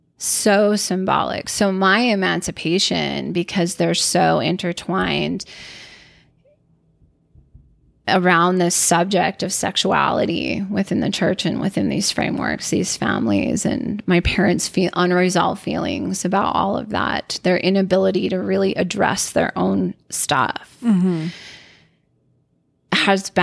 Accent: Bountiful, Utah, United States; born there; So I was born in Bountiful, Utah.

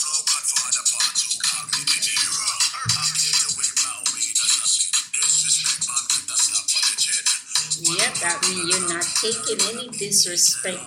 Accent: Jamaica; I'm from Jamaica.

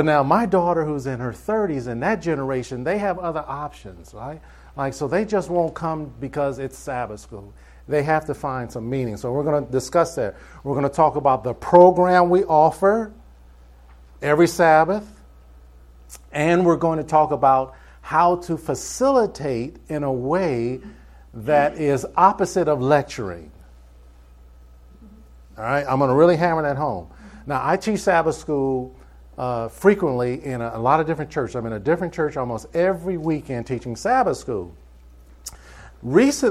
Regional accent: Cleveland, Ohio, United States; moved away as an adult; also born or lived in Michigan / New York; now in Atlanta, United States; I was born in Cleveland, Ohio. And I just got tired of cold weather. I lived in Ohio, I lived in Michigan, I lived in New York

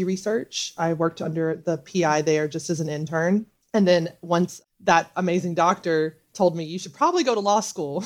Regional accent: Memphis, Tennessee, United States; moved away as an adult; now in Washington, D.C., United States; I grew up in Memphis, Tennessee, which is a majority Black city.

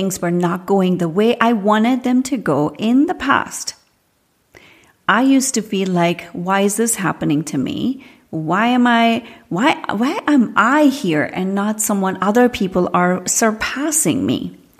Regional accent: India; I grew up in India. And every part of India is almost like a different country of its own.

